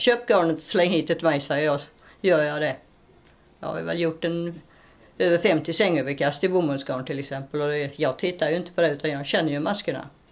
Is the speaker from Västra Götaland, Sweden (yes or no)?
yes; Ulricehamn, Västra Götaland, Sweden; Jag är född utanför Ulricehamn. Så jag har gått skolan i Ulricehamn